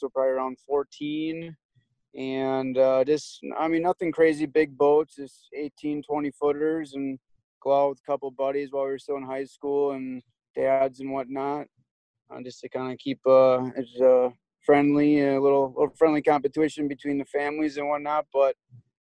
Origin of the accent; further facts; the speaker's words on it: Milwaukee, Wisconsin, United States; I grew up in Milwaukee, fishing down there quite a bit with my dad